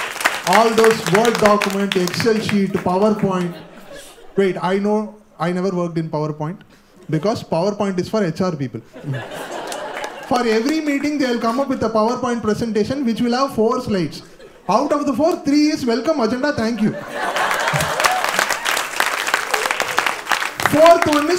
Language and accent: English; Chennai, Tamil Nadu, India; I was born and brought up in Chennai